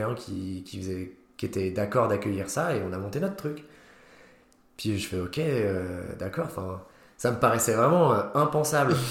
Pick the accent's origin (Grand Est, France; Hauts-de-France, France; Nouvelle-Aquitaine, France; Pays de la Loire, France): Grand Est, France; Nancy; je viens de Nancy et qu'il n'y a rien là-bas